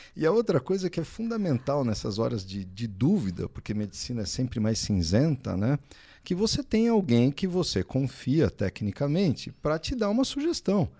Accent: São Paulo, Brazil; moved away as an adult; now in São José dos Campos, Brazil; eu sou de São Paulo, nasci em São Paulo, fiz faculdade lá, na USP, residência também lá

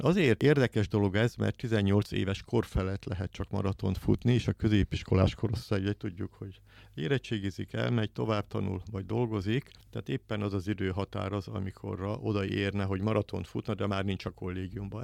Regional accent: Szolnok, Jász-Nagykun-Szolnok, Hungary; Szolnokon nőttem fel, a szolnoki vagyok

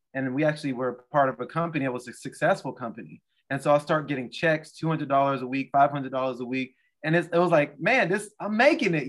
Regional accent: Portland, United States; moved away; I'm from Portland

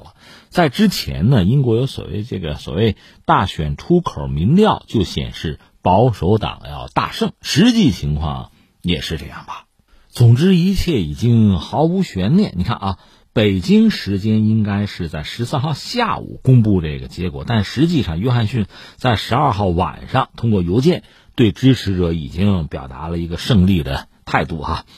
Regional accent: China; 我们中国人

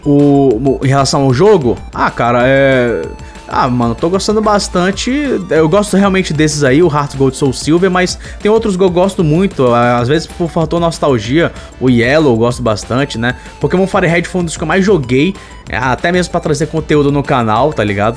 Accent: Manaus, Amazonas, Brazil; eu sou de Manaus

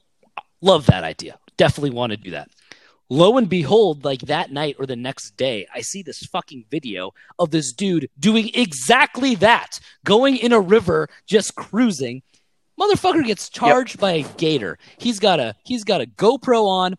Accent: Long Beach, California, United States; moved away as an adult; also born or lived in Palm Springs, California; now in Myrtle Beach, United States; originally from Southern California, Long Beach, California

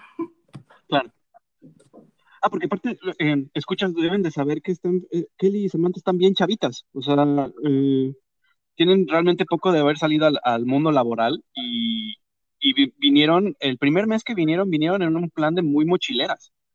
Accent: Mexico; moved away as an adult; now in Canada; mexicanos nos enseñan que nos tenemos que poner capa y capa y capa y capa y capa de ropa para quitarnos el frío

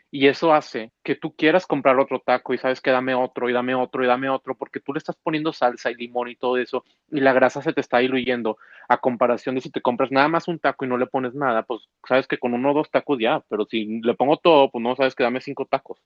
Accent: Monterrey, Nuevo León, Mexico; somos del norte y soy regio

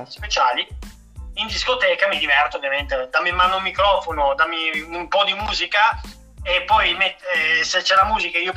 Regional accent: Castiglione, Italy; Sul, praticamente il giornale del mio paese, mm. di Castiglione, hanno pubblicato un articolo interamente creato su di me eh. sia a Castiglione sia a Milano.

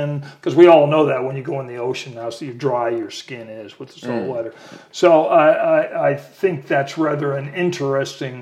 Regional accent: El Paso, Texas, United States; also born or lived in New York City; now in Austin, United States; I come from El Paso

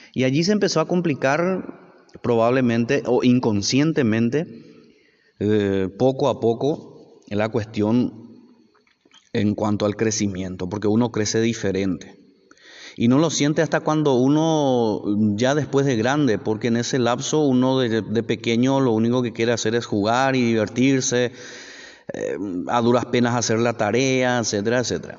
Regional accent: Paraguay; el país de donde yo soy ahora

